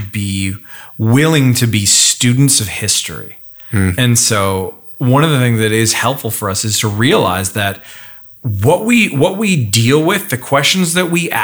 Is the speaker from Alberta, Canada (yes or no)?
yes; northern Alberta, Canada; I grew up just north of there